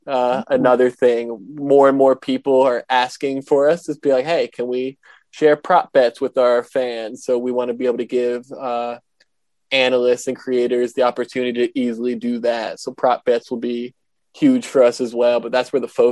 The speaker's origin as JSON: {"language": "English", "region": "New Jersey", "country": "United States", "accent": "New Jersey", "said": "with my New Jersey accent"}